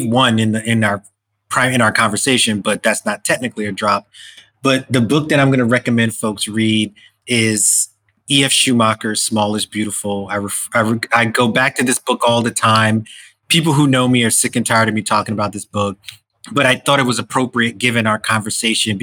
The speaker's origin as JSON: {"language": "English", "region": "New York", "country": "United States", "said": "as a New Yorker"}